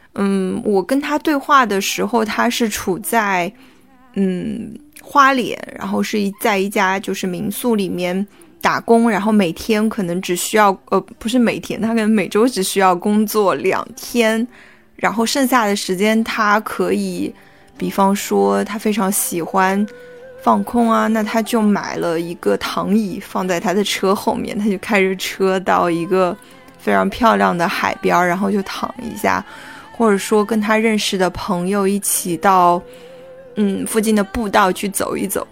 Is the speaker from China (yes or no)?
yes; Yangtze River Delta, China; moved away as an adult; now in Shanghai, China; 长三角这个地方的小城市